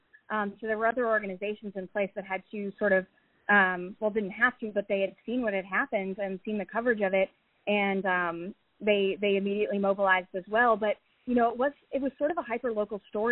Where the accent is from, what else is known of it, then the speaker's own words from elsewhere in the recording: Chicago, Illinois, United States; I'm from Chicago